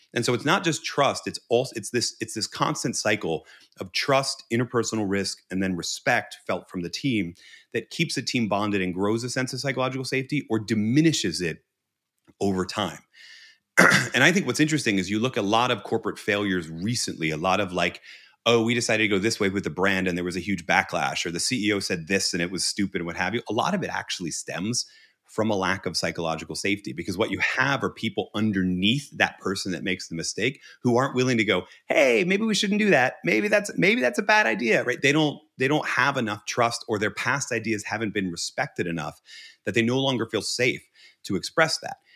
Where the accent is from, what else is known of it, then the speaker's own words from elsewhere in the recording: Northeast of the United States, United States; I come from the Northeast of the United States.